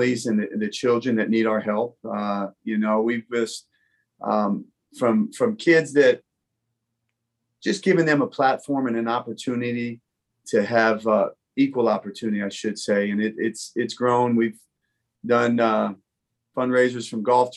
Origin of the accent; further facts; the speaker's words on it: Hillsborough, New Jersey, United States; moved away as an adult; also born or lived in Bronx, New York City; now in North Carolina, United States; I was born in New York City. I was born in the Bronx. I grew up in New Jersey